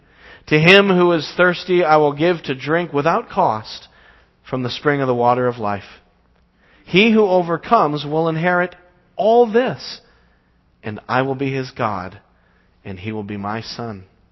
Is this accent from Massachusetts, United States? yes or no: yes; Braintree, Massachusetts, United States; I grew up in Braintree my whole life. And the house I live in Braintree is actually right around the corner from the house I was born in Braintree.